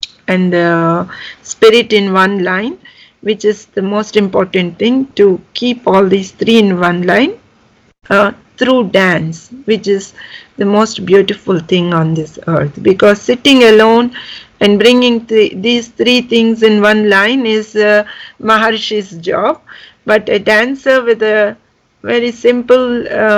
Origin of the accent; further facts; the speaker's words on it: Visakhapatnam, Andhra Pradesh, India; moved away as an adult; now in Frankfurt, Germany; I'm from India. I come from Visakhapatnam and I'm living in Frankfurt or in Germany since 25 years